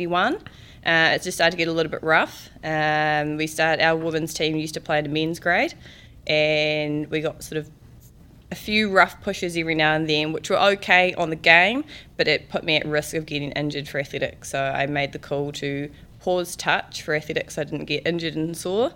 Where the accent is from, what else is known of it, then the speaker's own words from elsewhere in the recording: Christchurch, Canterbury, New Zealand; I grew up around the Papanui area, around Hereward